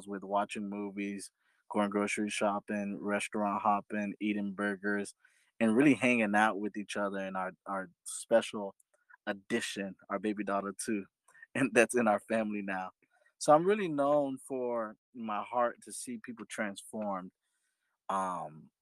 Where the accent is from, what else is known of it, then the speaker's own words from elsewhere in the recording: Fort Lauderdale, Florida, United States; I am from South Florida, Fort Lauderdale, Florida specifically